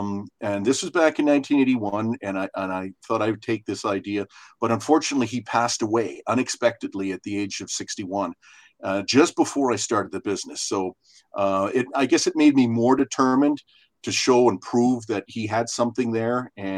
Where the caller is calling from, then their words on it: Calgary, Alberta, Canada; I'm phoning from Calgary, Alberta, Canada.